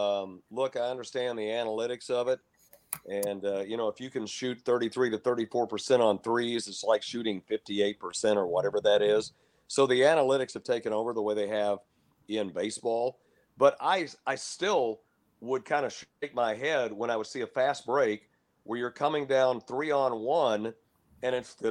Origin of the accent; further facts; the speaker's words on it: Lubbock, Texas, United States; And I grew up in Lubbock, Texas, and that's where Texas Tech is.